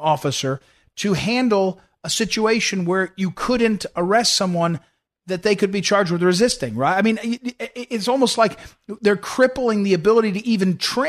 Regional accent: Missouri, United States; I'm from Missouri. I'm from not far from Ferguson.

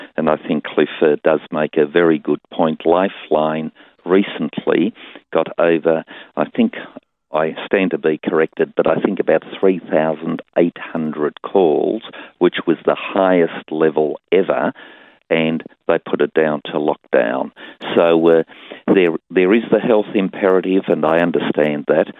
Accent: Tasmania, Australia; my home state of Tasmania

